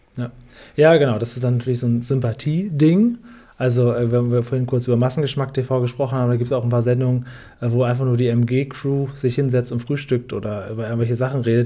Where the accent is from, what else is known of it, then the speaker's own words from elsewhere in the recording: Northern Germany, Germany; Ich bin in Norddeutschland aufgewachsen